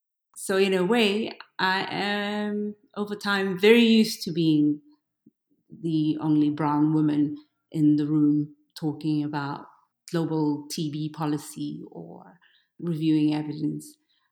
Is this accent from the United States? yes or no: no; South Africa; so I have a very thick skin because I come from South Africa.